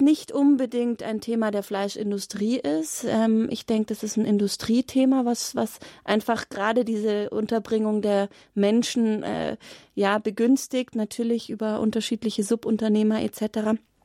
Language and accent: German; Glonn, Bavaria, Germany; Ich bin zwei Kilometer Luftlinie in auf Gut Sonnenhausen groß geworden